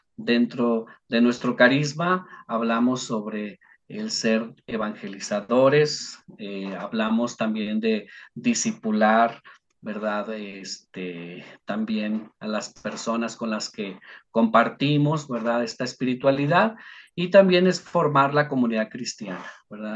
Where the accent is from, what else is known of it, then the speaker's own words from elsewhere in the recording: Uruapan, Michoacán, Mexico; Yo soy originario de Uruapan, Michoacán. Allá en Uruapan eh, estuve participando de la renovación carismática durante ocho años, ¿verdad? En mi juventud